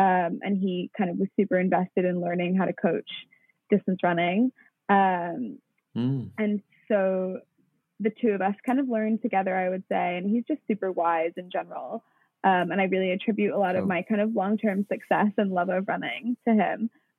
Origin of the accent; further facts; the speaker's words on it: Wellington, New Zealand; also born or lived in New York, United States; And so then I was born in New York while dad was working for the New Zealand mission to the UN. And then we were there till I was about, we were in the US till I was about 3.5, and then moved back to Wellington.